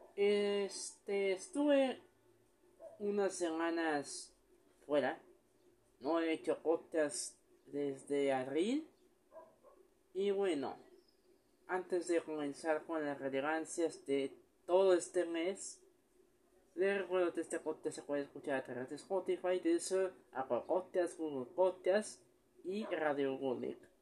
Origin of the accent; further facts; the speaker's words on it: Mexico; aquí en México